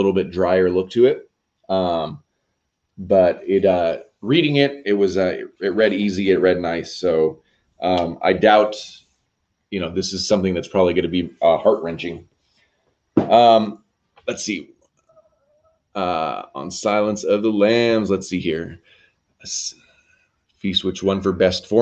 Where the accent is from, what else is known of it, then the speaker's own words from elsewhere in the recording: United States; we're American